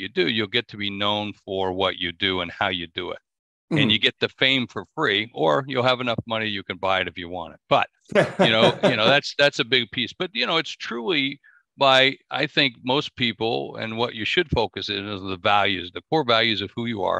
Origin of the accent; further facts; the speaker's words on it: South Dakota, United States; also born or lived in New York / Miami; I'm from South Dakota. That's what I always tell everybody. I'm just a guy from South Dakota